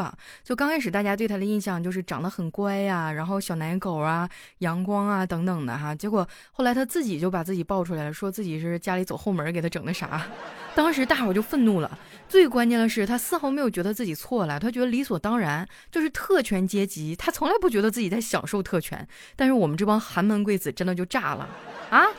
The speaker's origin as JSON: {"language": "Chinese", "region": "Northeast China", "country": "China", "said": "我作为一个东北人嘛"}